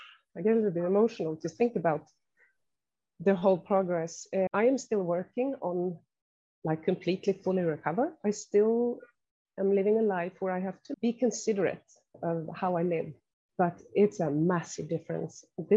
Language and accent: English; Sweden; moved away as an adult; now in Norway; I'm from Sweden, but I have been living in Norway for the last 22 years.